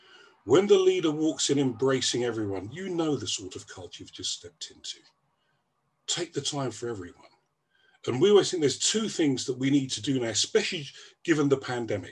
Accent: Gambia; moved away; I was born in Gambia

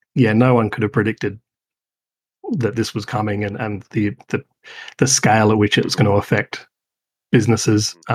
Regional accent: Adelaide, South Australia, Australia; moved away; I'm from Adelaide originally

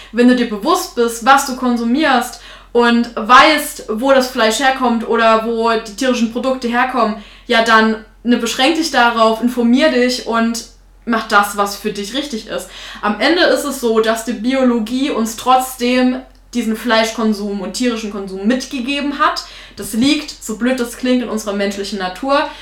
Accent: Thuringia, Germany; Ich bin Thüringerin

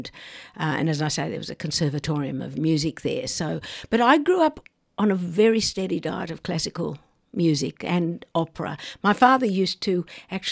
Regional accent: Tamworth, New South Wales, Australia; I grew up in Tamworth, a centre of country and western music, or country music.

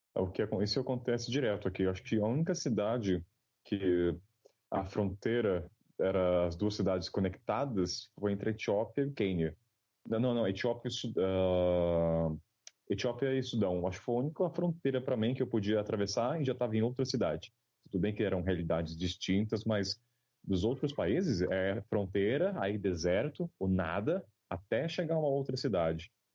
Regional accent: Taubaté, São Paulo, Brazil; Eu sou de Taubaté, uma cidade do interior, uh, de pra 300 mil habitantes

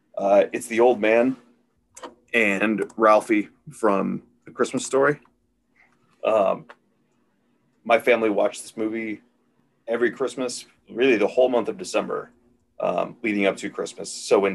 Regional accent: Midwest, United States; growing up in the Midwest

